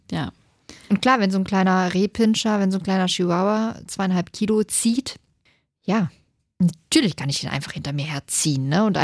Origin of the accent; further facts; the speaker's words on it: Hanover, Lower Saxony, Germany; Das ist bei uns in Hannover ein Stadtteil